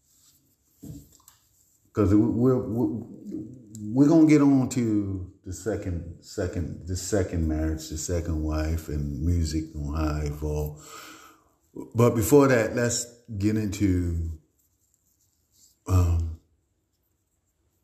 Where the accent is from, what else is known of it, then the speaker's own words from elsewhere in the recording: Baltimore, Maryland, United States; I'm from Baltimore